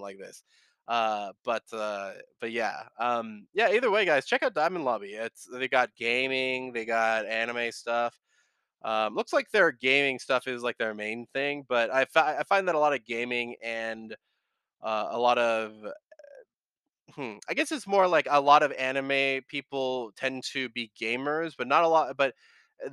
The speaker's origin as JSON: {"language": "English", "country": "United States", "said": "I'm an American"}